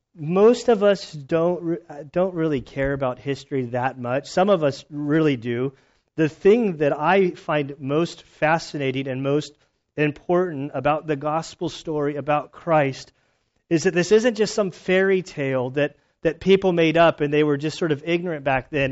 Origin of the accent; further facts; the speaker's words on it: United States; moved away; My childhood growing up in Lake Tahoe area, uh, for about six years there